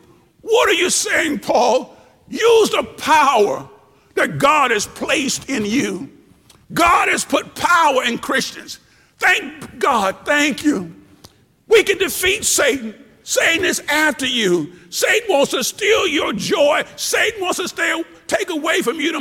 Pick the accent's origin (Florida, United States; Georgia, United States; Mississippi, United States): Mississippi, United States; Tupelo; Back when I was young, growing up in Tupelo, Mississippi